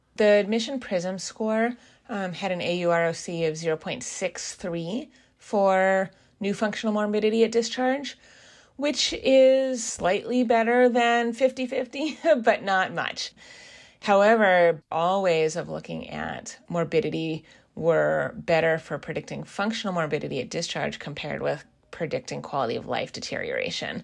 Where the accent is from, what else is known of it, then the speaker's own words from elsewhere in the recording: Seattle, Washington, United States; also born or lived in East Coast of the US; I am originally from the Seattle area